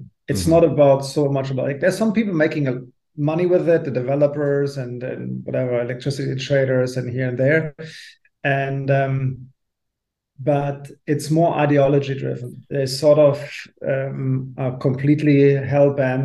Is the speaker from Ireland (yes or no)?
no; Germany